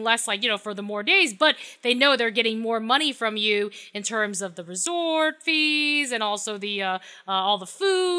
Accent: New York City, New York, United States; I'm from Brooklyn, Brooklyn native

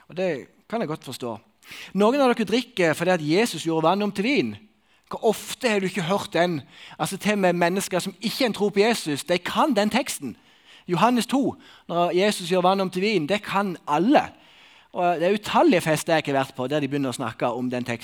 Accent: Sokna, Buskerud, Norway; En del av mine venner da, som bor i Sokna, der jeg kommer fra, vi har sånn ei Snap-gruppe.

